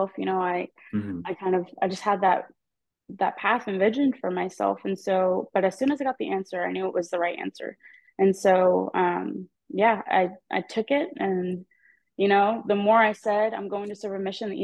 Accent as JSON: {"language": "English", "town": "Edmond", "region": "Oklahoma", "country": "United States", "tie": "born or raised there", "said": "I'm from Edmond, Oklahoma, so there's not a lot of members here. I mean, there's a good chunk, but like in my high school, I'm one of few"}